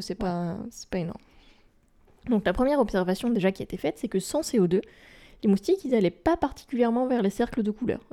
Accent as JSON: {"language": "French", "country": "France", "said": "chez nous, en France métropolitaine"}